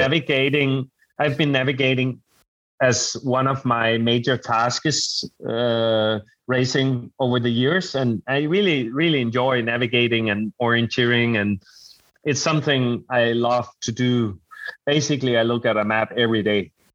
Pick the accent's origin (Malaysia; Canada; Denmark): Denmark; moved away as an adult; now in Bergen, Norway; I come from Scandinavia